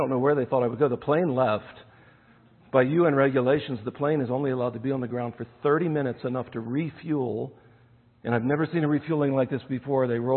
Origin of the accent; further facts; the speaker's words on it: United States; moved away as an adult; also born or lived in Nairobi, Kenya